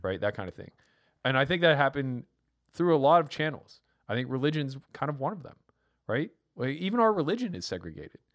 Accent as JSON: {"language": "English", "region": "Pennsylvania", "country": "United States", "said": "I'm from Pennsylvania"}